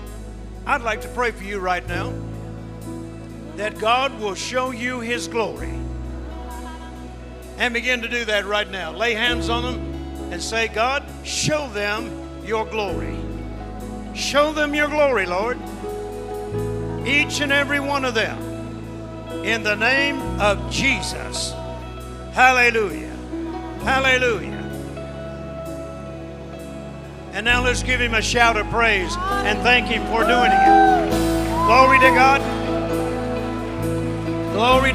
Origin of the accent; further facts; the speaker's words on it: Shreveport, Louisiana, United States; Shreveport, my hometown